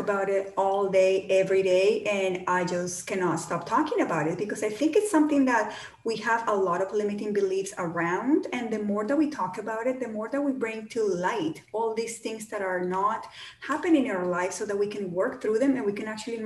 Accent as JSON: {"language": "English", "country": "Colombia", "tie": "born or raised there", "moved": "yes", "said": "I grew up in Colombia, in South America"}